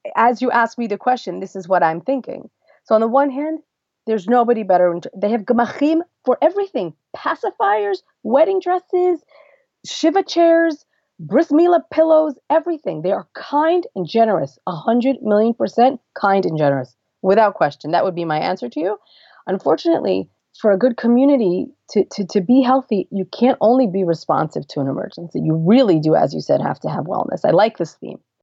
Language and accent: English; Lakewood, New Jersey, United States; moved away as an adult; now in Beit Shemesh, Israel; I grew up in Lakewood, New Jersey, not far from Philadelphia.